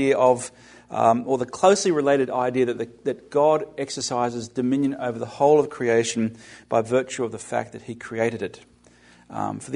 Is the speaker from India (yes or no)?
no; Australia; now in United States; The word that I used growing up in Australia in the British Commonwealth is the word vice-regent.